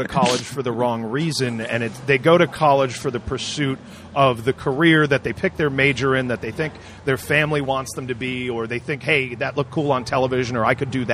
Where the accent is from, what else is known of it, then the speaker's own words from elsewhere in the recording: Warwick, Rhode Island, United States; also born or lived in Providence, Rhode Island; I'm born in Providence, grew up mostly in Warwick.